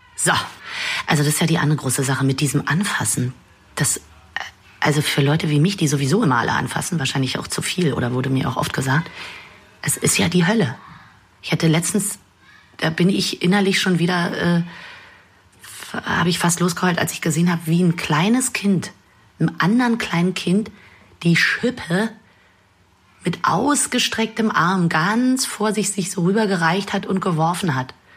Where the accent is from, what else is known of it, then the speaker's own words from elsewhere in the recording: Berlin, Germany; als Berlinerin